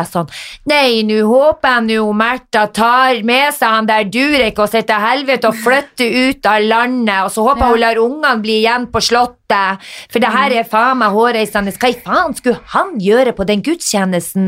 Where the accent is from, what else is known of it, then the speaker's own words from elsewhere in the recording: Northern Norway, Norway; moved away; Jeg var hjemme i Nord-Norge